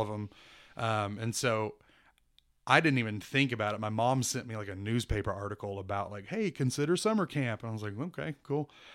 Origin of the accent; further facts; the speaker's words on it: Wichita, Kansas, United States; I was born in Wichita, Kansas